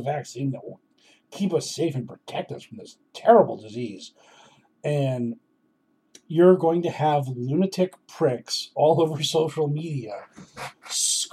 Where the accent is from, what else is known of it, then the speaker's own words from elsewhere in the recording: Boston, Massachusetts, United States; I'm from Boston